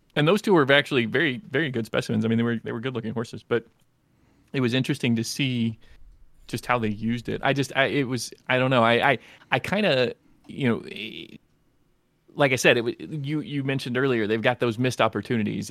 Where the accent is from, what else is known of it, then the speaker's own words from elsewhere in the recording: Kentucky, United States; I am from Kentucky